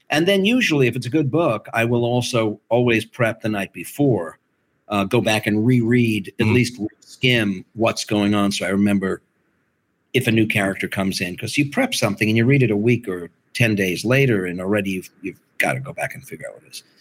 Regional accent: Liverpool, North West England, United Kingdom; Cockney. I'm Liverpudlian.

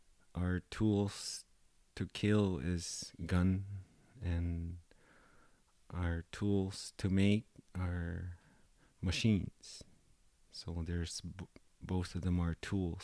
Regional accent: Cape Dorset, Nunavut, Canada; moved away as an adult; also born or lived in Yellowknife / Toronto; now in Ottawa, Canada; polar bears are all around Cape Dorset, so it was part of my hometown

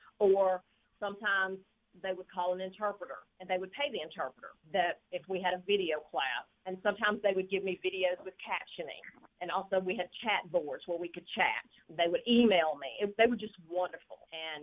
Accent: Massachusetts, United States; moved away as an adult; How I arrived here in Mississippi, first of all, I grew up in Massachusetts, and I moved here for a job opportunity as a VR counselor for the deaf.

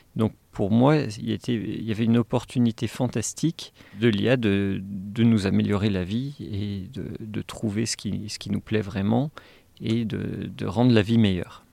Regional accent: Saint-Étienne, Auvergne-Rhône-Alpes, France; moved away; also born or lived in Los Angeles; je suis né à Saint-Étienne

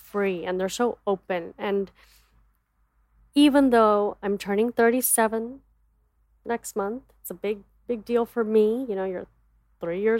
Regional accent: United States; also born or lived in Dallas; As an Indian woman growing up in America

